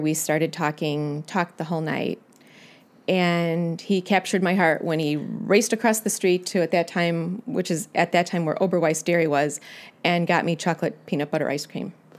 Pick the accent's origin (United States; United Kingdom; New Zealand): United States; Utica, Illinois; I grew up near Utica, Illinois. I was raised on a farm